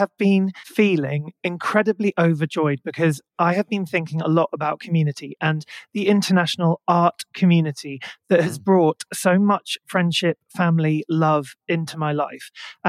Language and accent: English; Maidenhead, South East England, United Kingdom; I grew up in Maidenhead in Berkshire.